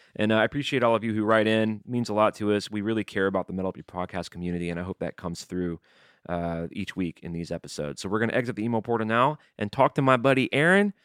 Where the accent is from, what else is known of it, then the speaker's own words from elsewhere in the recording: the South, United States; growing up in the South.